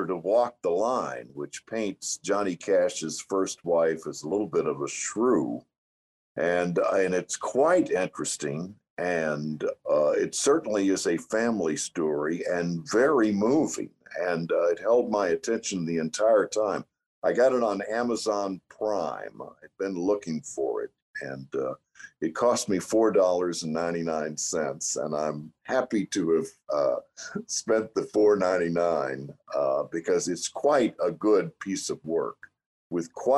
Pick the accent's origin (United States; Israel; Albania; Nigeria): United States; South Texas; I'm from South Texas